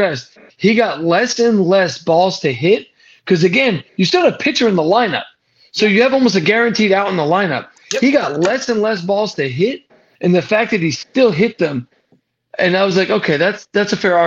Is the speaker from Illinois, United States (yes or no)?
no; New Jersey, United States; now in Texas, United States; I grew up in Jersey